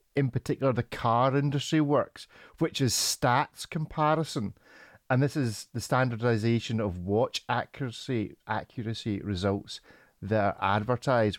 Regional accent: Scotland, United Kingdom; I'm Scottish

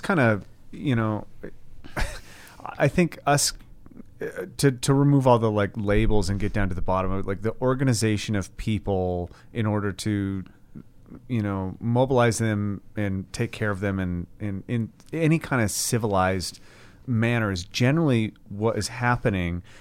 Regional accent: United States; I'm American.

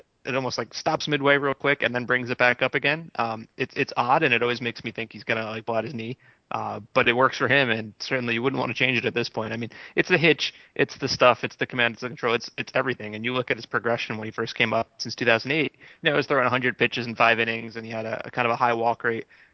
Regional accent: the Jersey Shore, New Jersey, United States; now in New York City, United States; I'm actually from Jersey Shore. Yeah, I'm from the Jersey Shore. I'm not an L.A. native.

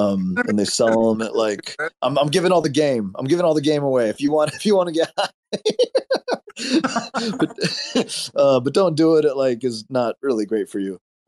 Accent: Medford, Oregon, United States; this exposes like what it was like growing up in Medford, Oregon. We did a lot of dumb shit because it was a small town with nothing to do.

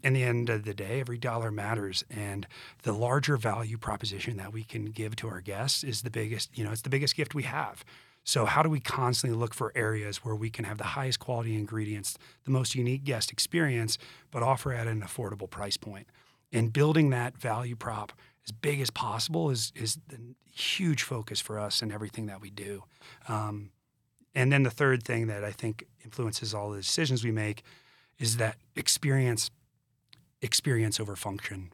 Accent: Augusta, Georgia, United States; moved away as an adult; also born or lived in Charleston, South Carolina / Denver, Colorado; now in Colorado, United States; I grew up in Augusta, Georgia, went to school in Charleston

